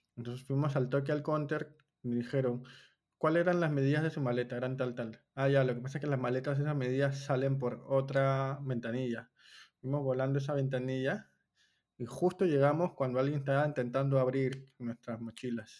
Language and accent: Spanish; Peru; soy de Perú